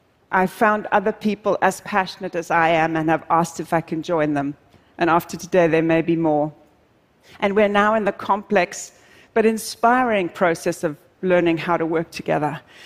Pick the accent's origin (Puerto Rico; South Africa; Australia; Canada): South Africa; I'm originally South African, and I'm deeply passionate about wildlife conservation